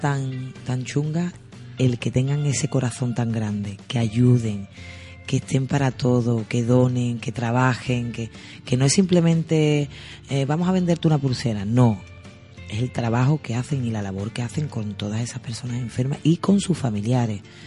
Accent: Sanlúcar de Barrameda, Andalusia, Spain; yo me siento orgullosa de mi mi pueblo, porque a mí me gusta decir mi pueblo

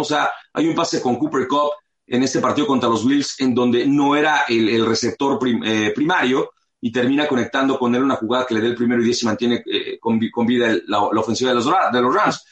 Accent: Mexico City, Mexico; now in Los Angeles, United States; yo nací aquí en Los Ángeles y a los seis meses mi familia se, se mudó a la Ciudad de México

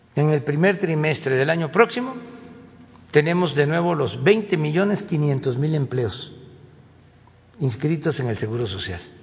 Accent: Mexico; eso no somos los mexicanos

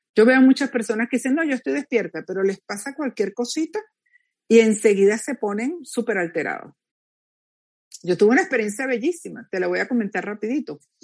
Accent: Venezuela; moved away as an adult; a los pocos meses me fui de Venezuela

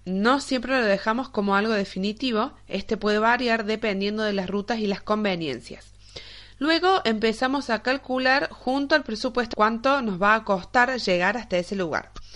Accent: Argentina; mi país, Argentina

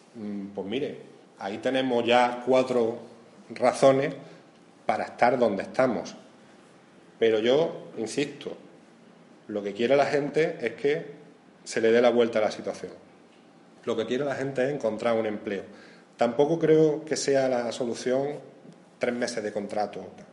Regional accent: Andalusia, Spain; nos cobran a todos los andaluces

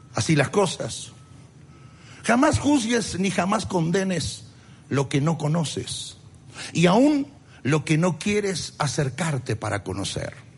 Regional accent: Argentina; soy argentino

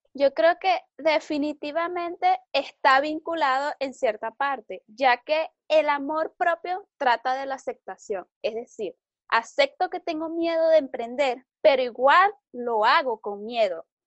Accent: Venezuela; soy venezolana

